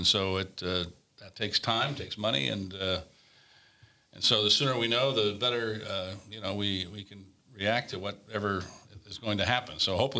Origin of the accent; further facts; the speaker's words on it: Corona, California, United States; my hometown